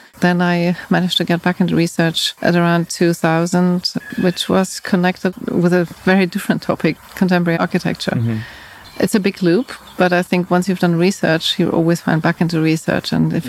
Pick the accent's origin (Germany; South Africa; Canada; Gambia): Germany; Frankfurt, Hesse; also born or lived in United Kingdom; I was born in Frankfurt. {S1} Oh, okay. {S2} Originally. And then I stayed in Frankfurt am Main until the late 70s. And then my family moved to the UK.